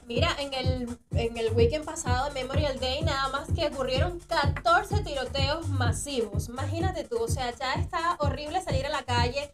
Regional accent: Maracaibo, Zulia, Venezuela; also born or lived in Caracas; now in Tampa, United States; venezolana, ya lo dijiste, maracucha.

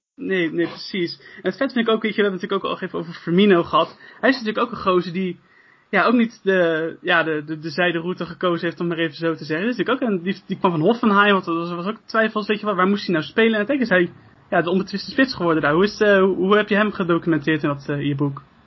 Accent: Netherlands; wij als als, ja, als Nederlanders

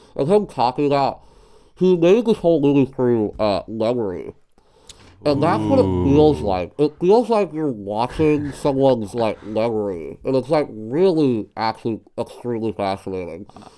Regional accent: Pittsburgh, Pennsylvania, United States; I'm from Pittsburgh.

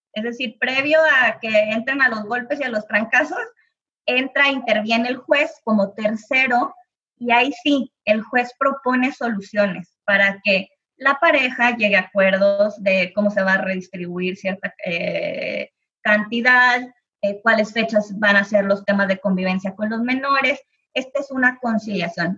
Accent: Monterrey, Nuevo León, Mexico; yo que soy de Monterrey

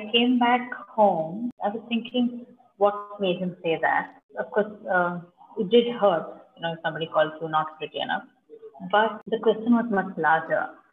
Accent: Bangalore, Karnataka, India; I am basically from Bangalore

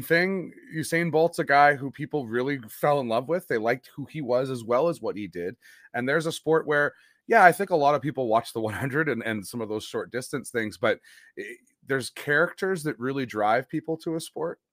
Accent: Western Canada, Canada; My my grade ten French mm-hmm. from from out west

